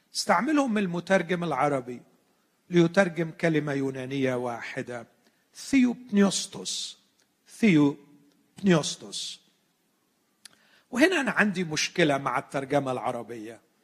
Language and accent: Arabic; Egypt; عندنا في مصر